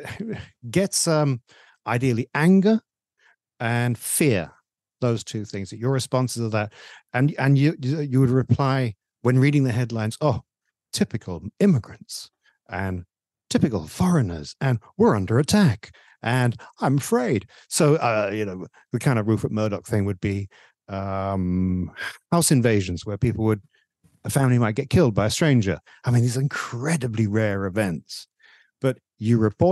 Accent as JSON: {"language": "English", "region": "England", "country": "United Kingdom", "tie": "born or raised there", "moved": "yes", "said": "When I was growing up in England, there were four TV stations"}